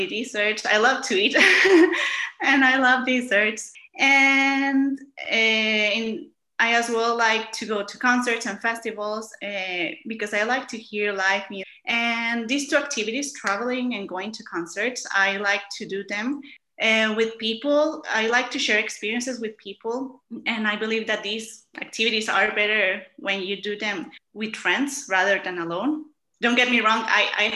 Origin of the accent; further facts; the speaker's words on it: Monterrey, Nuevo León, Mexico; I come from Monterrey